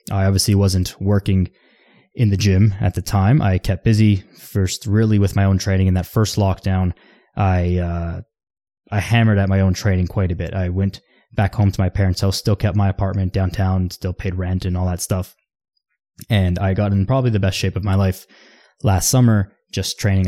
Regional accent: Toronto, Ontario, Canada; I'm from Toronto.

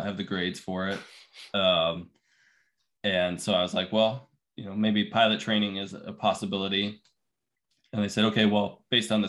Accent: Littleton, Colorado, United States; moved away; I grew up in Denver, Colorado, just outside Denver in Littleton.

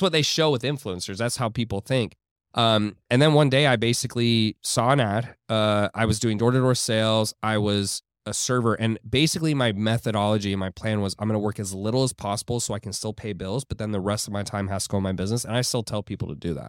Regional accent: Houston, Texas, United States; moved away as an adult; now in Miami, United States; I grew up in Houston

